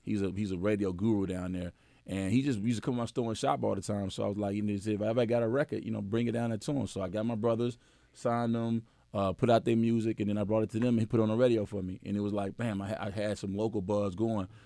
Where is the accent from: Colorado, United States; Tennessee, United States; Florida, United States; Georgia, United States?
Tennessee, United States; Memphis; I'm from Memphis